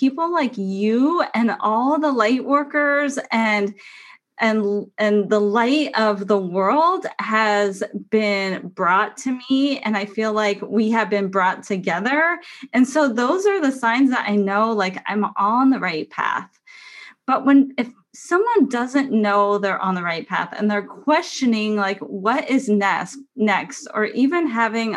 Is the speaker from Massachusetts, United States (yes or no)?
no; San Diego, California, United States; moved away as an adult; now in Oregon, United States; leaving my hometown, my home state of San Diego, California, and moving to Oregon 2 years ago